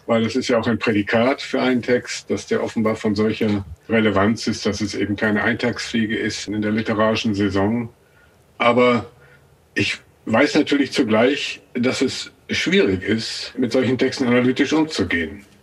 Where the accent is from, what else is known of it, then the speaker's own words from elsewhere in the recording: North Rhine-Westphalia, Germany; ein gewisses Außenseitergefühl in Ostwestfalen, wo ich aufgewachsen bin, und ein starkes Bewusstsein davon, dass es da zwei Bevölkerungsgruppen gab, die Einheimischen und die Nicht-Einheimischen, die ehemaligen Vertriebenen.